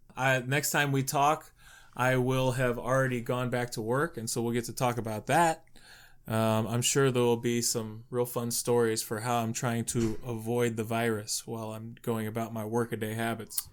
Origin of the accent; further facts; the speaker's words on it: Youngstown, Ohio, United States; I'm from Mob City, U S A here in Youngstown